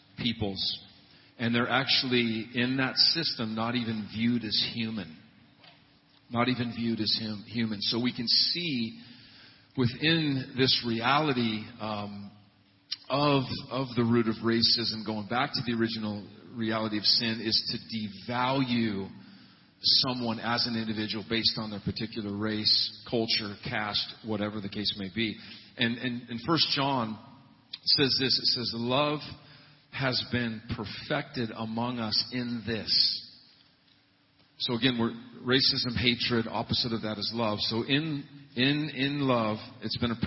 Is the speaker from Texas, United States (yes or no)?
no; Montana, United States; I was raised in the Pacific Northwest of Montana